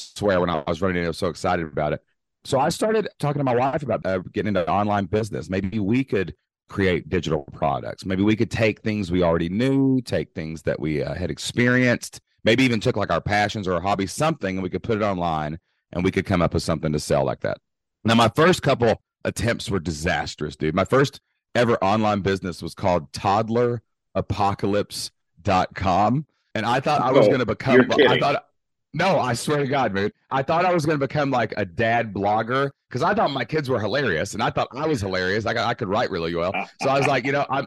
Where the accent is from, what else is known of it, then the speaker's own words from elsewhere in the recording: Southeast Kentucky, United States; I'm actually from Kentucky, Southeast Kentucky, born and raised, remained today.